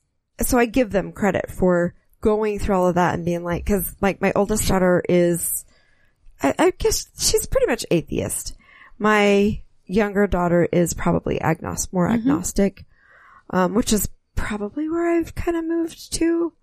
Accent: Utah, United States; Because I grew up Catholic in Utah

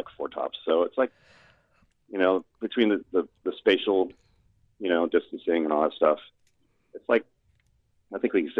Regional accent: Norfolk, Virginia, United States; moved away; I'm from Norfolk, Virginia.

